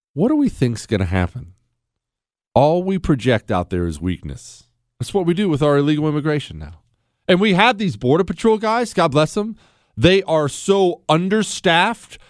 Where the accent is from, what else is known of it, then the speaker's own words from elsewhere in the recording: Ohio, United States; now in Texas, United States; I was born in Ohio, so I'm an Ohio State fan